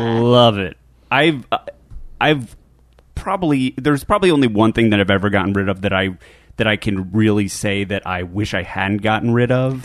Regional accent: Philadelphia, Pennsylvania, United States; now in California, United States

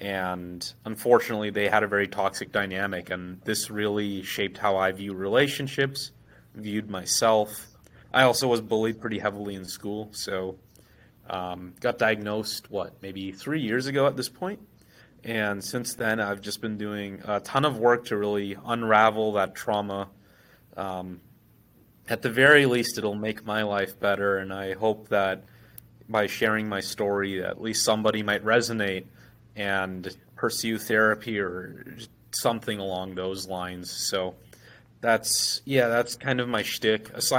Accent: United States; No, I grew up in the States.

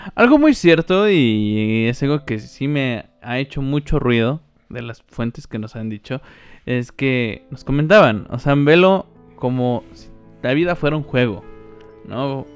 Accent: Mexico; Somos mexicanos

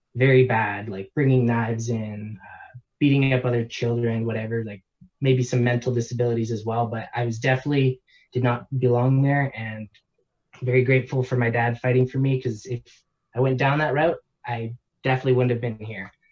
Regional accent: Canada; born and raised in Canada

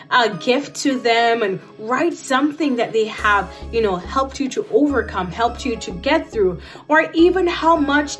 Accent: Saint Catherine, Jamaica; I grew up in Jamaica in a small community in Yorton, St. Catherine.

